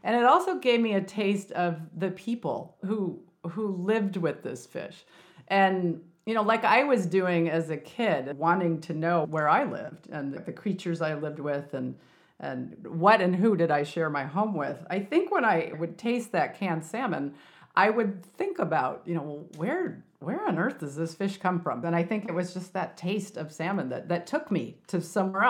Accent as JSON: {"language": "English", "region": "Illinois", "country": "United States", "tie": "born or raised there", "said": "when I was a kid growing up, you know, in Illinois, which was farm country"}